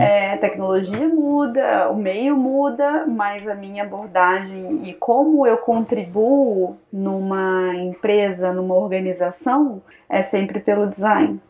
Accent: interior of Rio de Janeiro, Brazil; moved away as an adult; also born or lived in Ohio, United States; eu sou do interior do Rio de Janeiro

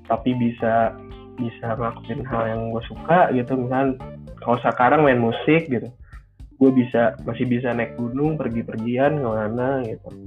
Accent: Purwokerto, Central Java, Indonesia; karena gue orang Purwokerto kan jadi gue tahu mendoan yang eh, enak banget tuh gimana

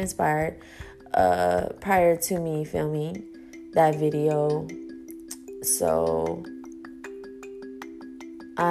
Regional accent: Houston, Texas, United States; I was born here in Houston

